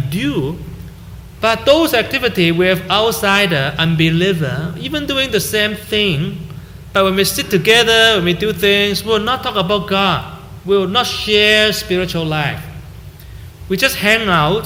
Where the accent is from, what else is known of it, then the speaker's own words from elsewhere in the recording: Hong Kong; moved away as an adult; also born or lived in Canada; now in Vancouver, Canada; every time I go there, I call my old classmates in high school